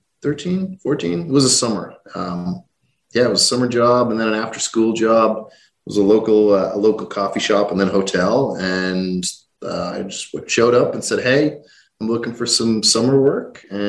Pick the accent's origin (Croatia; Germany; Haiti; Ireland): Ireland; Rathcoole, Leinster; also born or lived in Canada; I grew up outside a small town outside Dublin called Rathcoole. It was, you know, a very simple, small town, a couple of thousand people, local school bus would pick me up in front of the house every day.